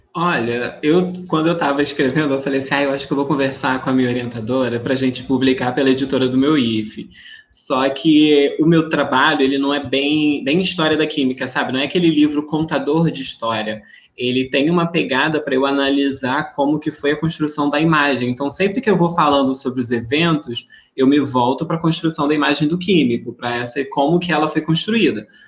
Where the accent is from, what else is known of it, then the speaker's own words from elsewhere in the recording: interior of Rio de Janeiro, Brazil; Eu venho do interior do Rio de Janeiro